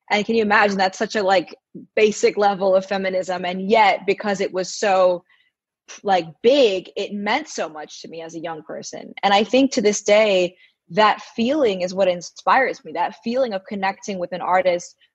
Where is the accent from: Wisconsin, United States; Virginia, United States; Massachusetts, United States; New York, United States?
New York, United States; New York City; also born or lived in India; Um, I grew up here in Manhattan. I'm home uh, for the month, and so it's nice to kind of be back with family and I went to an all girls school and both in India and in, in New York